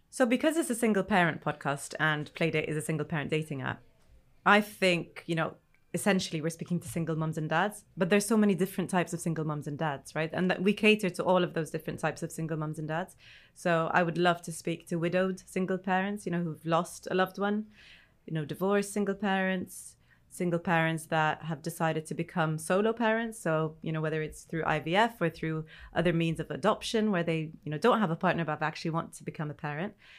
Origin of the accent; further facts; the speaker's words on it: Egypt; now in United Kingdom; I'm originally not from the U K, I'm originally from Egypt